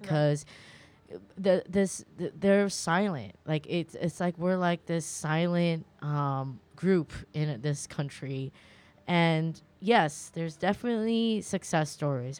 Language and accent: English; California, United States; I grew up in California